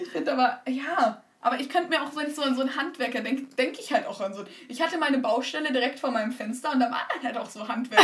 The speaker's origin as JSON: {"language": "German", "country": "Germany", "tie": "born or raised there", "first_language": "Turkish and German", "said": "ich bin türkisch und deutsch aufgewachsen und ich bin stolz, dass ich jetzt zwei Sprachen kann, wobei mein Deutsch auch dezent besser ist als mein Türkisch."}